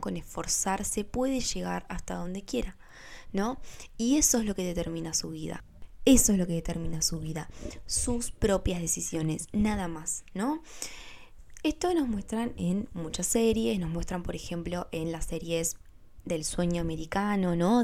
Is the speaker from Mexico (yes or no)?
no; Argentina; yo nací en Argentina